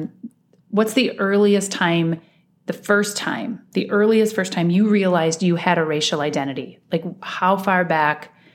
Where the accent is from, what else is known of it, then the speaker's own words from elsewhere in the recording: Iowa, United States; moved away as an adult; now in Minnesota, United States; I, I was um, born and raised in Iowa.